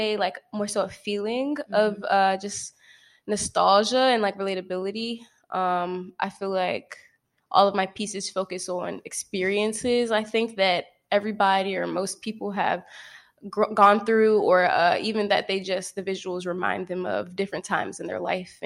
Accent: Temple Hills, Maryland, United States; I am from PG County, Maryland, more specifically like the Temple Hills area, closer to DC, not really from Baltimore

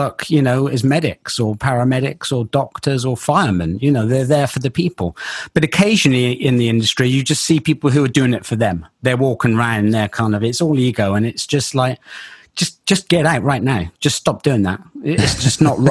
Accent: Bristol, South West England, United Kingdom; accent: Bristol; my Bristol accent comes out every now and again. It took me years to try and hide it, but it just does come out occasionally.

